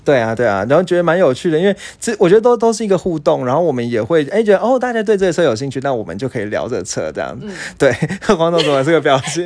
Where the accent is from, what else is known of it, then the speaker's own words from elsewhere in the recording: Taiwan; 我们台湾人